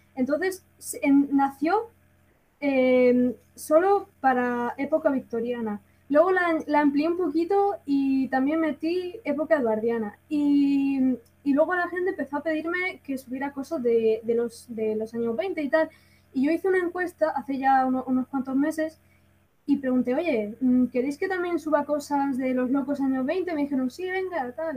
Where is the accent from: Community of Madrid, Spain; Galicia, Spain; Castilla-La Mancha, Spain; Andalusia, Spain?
Andalusia, Spain; Granada; soy de Granada, me siento muy orgullosa